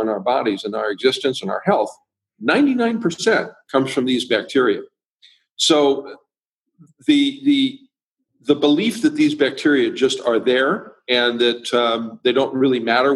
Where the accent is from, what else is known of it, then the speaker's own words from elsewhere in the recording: Illinois, United States; now in California, United States; I grew up in Illinois. I live in California now